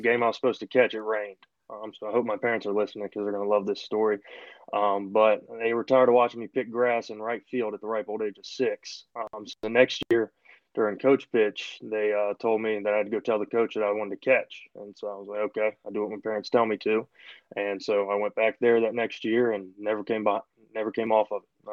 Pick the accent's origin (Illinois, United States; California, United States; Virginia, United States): Virginia, United States; Richmond; moved away as an adult; also born or lived in Wingate, North Carolina; I'm from Richmond originally left to go down to just outside Charlotte.